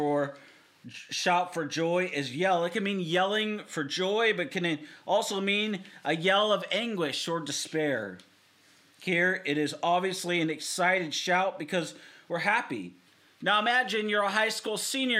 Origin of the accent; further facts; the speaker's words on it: Seattle, Washington, United States; now in Southern Oregon, United States; I'm from, born and raised in Seattle. I live here in Southern Oregon